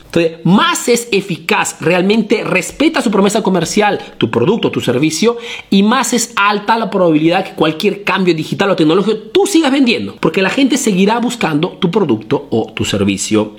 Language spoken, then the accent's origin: Spanish; Peru; now in Italy; soy un emprendedor peruano que vive y hace negocios aquí en Italia